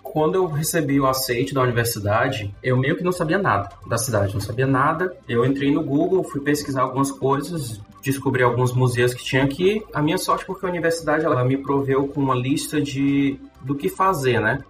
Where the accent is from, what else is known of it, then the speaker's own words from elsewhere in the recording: Fortaleza, Ceará, Brazil; moved away as an adult; also born or lived in England; now in Kaunas, Lithuania; Sou de Fortaleza.